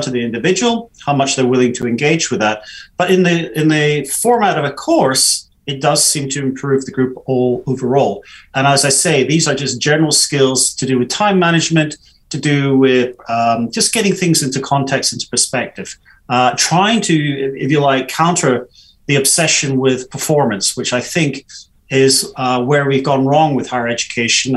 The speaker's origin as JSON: {"language": "English", "country": "United Kingdom", "said": "especially as British"}